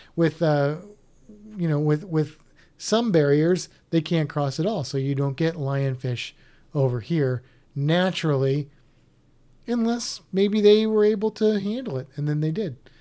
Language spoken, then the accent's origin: English; Missouri, United States; I'm from Missouri